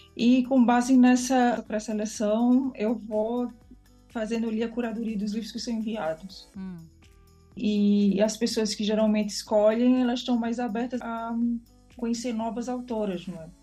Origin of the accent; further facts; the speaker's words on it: Brazil; now in Lisbon, Portugal; nasci no Brasil